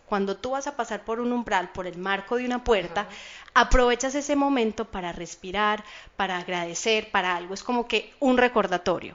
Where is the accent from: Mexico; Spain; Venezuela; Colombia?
Colombia; now in Miami Beach, United States; yo soy colombiana